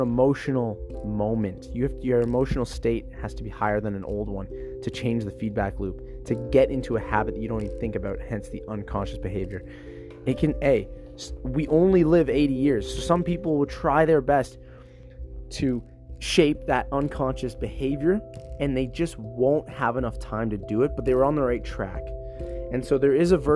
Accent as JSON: {"language": "English", "country": "Canada", "said": "I identify as a Canadian who's in the fitness industry"}